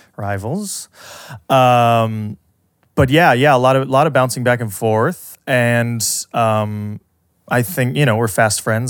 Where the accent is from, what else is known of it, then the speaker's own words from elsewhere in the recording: Southern California, United States; growing up in Southern California